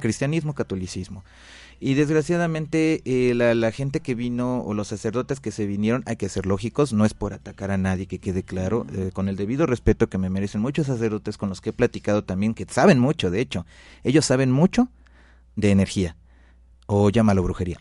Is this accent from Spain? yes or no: no; Mexico; Nací en México y sí tengo sangre nativa